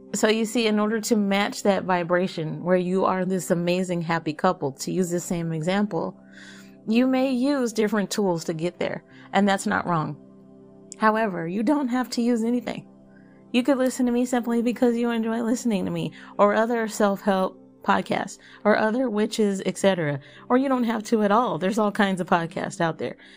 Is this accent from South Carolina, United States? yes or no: no; Texas, United States; I'm from Texas